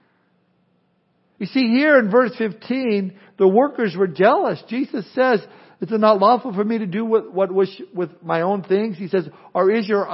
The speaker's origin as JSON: {"language": "English", "region": "Southern California", "country": "United States", "tie": "born or raised there", "moved": "yes", "said": "growing up in Southern California, where I grew up"}